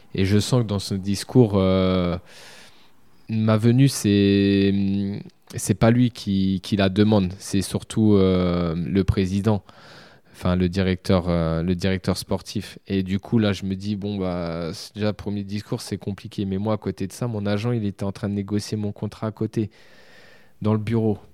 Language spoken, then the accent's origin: French; Châteauroux, Centre-Val de Loire, France; Moi, aujourd'hui, je suis de Châteauroux